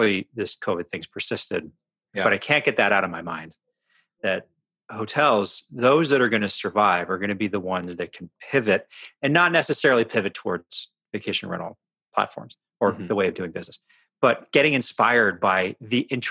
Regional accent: Canada; now in Seattle, United States; we're from Canada.

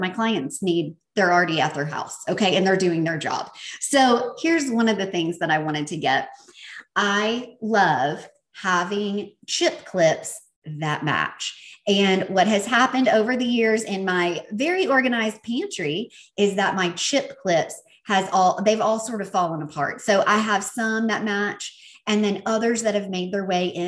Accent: the South, United States; accent: Southern; my Southern accent

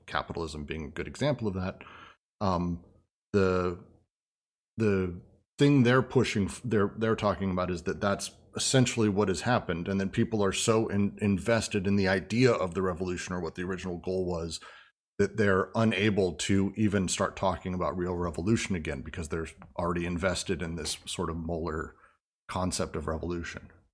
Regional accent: Denver, Colorado, United States; moved away; also born or lived in San Francisco; I grew up in Denver

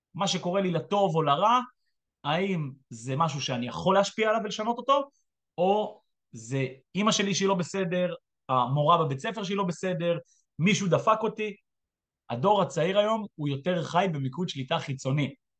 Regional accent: Israel; אני ישראלי שהיה כמה שנים בצבא

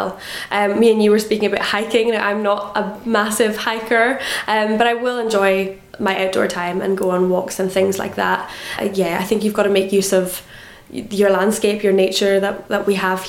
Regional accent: Harris, Scotland, United Kingdom; also born or lived in Stornoway, Isle of Lewis; I am originally from Harris. Now I get the chance to live here at home and work at home as well. Well, born in Stornoway on the Isle of Lewis. That's where the hospital is, but grew up in Harris.

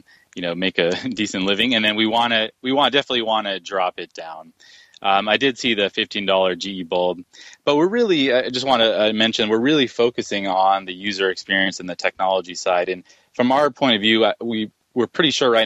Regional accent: Silicon Valley, California, United States; I was born and raised in Silicon Valley

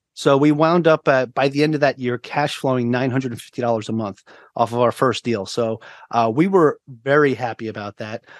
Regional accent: Long Island, New York, United States; moved away as an adult; also born or lived in Virginia; now in Oahu, Hawaii, United States; I'm originally from Long Island, New York, now living on Oahu, Hawaii

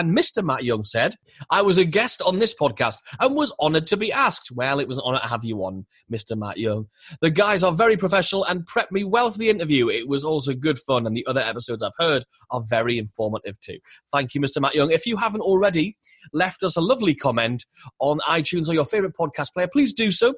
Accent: United Kingdom; now in Newcastle upon Tyne, United Kingdom; we're British

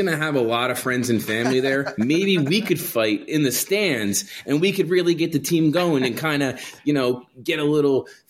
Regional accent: Toms River, New Jersey, United States; I grew up in Tom's River.

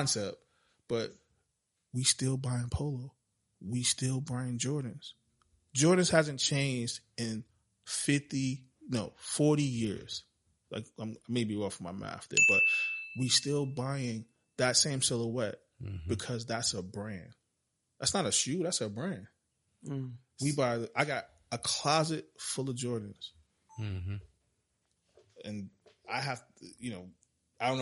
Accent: New York City, New York, United States; also born or lived in Brooklyn; I'm from the Bronx.

